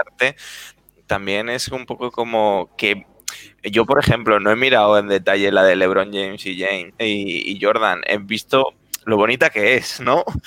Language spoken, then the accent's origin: Spanish; Zaragoza, Aragon, Spain; now in Madrid, Spain; yo también soy de Zaragoza, aunque ahora esté en Madrid